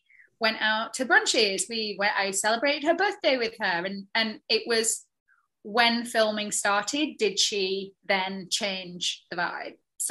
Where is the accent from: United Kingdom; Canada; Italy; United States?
United Kingdom; the north of England; moved away; I'm a chick from the north of England